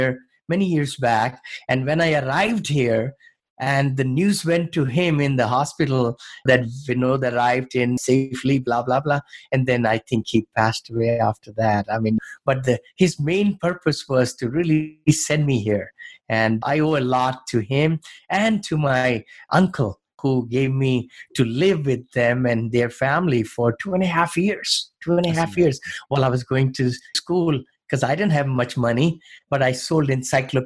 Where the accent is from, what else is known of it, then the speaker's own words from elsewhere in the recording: New Delhi, Delhi, India; moved away as an adult; also born or lived in Ohio / California; now in San Francisco area, United States; when I grew up in New Delhi